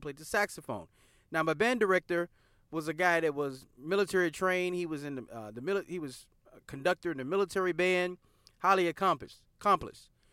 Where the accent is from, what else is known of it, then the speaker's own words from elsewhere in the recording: the South, United States; we're from the South